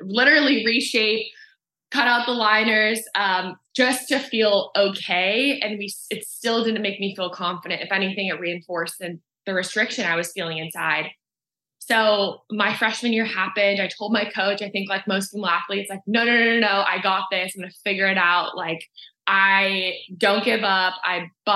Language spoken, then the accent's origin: English; Southern California, United States; I grew up in Southern California. So this area was my playground.